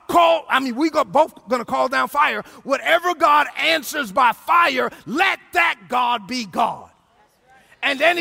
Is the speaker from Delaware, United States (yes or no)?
no; New York City, New York, United States; I'm from Brooklyn, because I'm from Brooklyn.